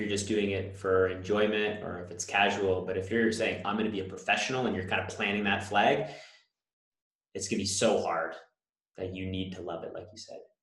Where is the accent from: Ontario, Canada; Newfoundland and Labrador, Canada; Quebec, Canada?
Ontario, Canada; Newmarket; I grew up in Newmarket, so I watched the Hurricanes